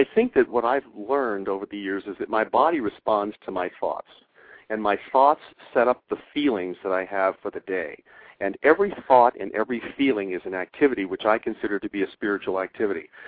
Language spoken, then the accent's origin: English; Hawaii, United States; moved away as an adult; also born or lived in Syracuse, New York; I came from Hawaii where I had been, been born and raised